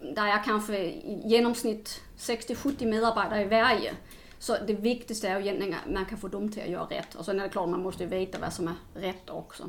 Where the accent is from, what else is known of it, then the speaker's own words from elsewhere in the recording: Denmark; now in Sweden; jag kommer från Danmark